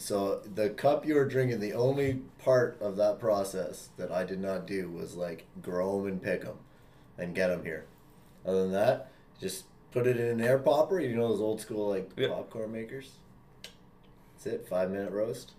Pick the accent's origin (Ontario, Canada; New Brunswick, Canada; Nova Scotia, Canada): Ontario, Canada; Ottawa; also born or lived in Sudbury / Barrie; I am from Ottawa